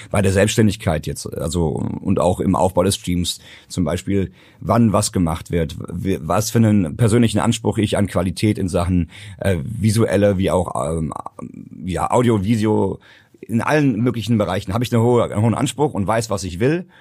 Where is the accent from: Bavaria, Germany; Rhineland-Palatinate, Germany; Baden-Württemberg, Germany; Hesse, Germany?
Hesse, Germany; bei uns in Hessen